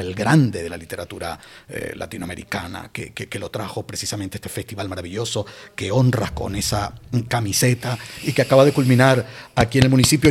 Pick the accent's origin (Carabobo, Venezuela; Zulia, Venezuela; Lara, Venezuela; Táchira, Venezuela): Lara, Venezuela; Barquisimeto; moved away as an adult; also born or lived in Canary Islands; now in Guía de Isora, Spain; volví a, Barquisimeto, que es mi ciudad natal